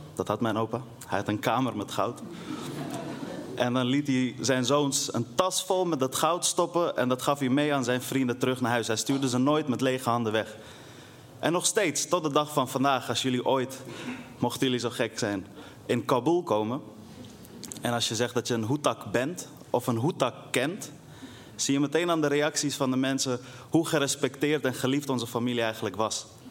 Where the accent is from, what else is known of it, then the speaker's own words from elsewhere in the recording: Netherlands; also born or lived in Afghanistan; midden in de wijk waar ik ben opgegroeid